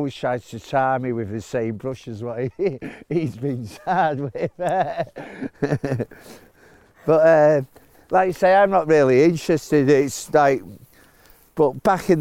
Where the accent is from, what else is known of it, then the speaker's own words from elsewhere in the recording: Salford, North West England, United Kingdom; also born or lived in Bolton; I was born in Bolton, but I grew up in Salford.